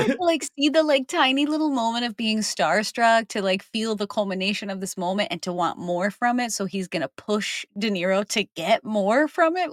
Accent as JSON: {"language": "English", "region": "New Jersey", "country": "United States", "tie": "born or raised there", "moved": "yes", "said": "where I grew up because I'm from New Jersey originally"}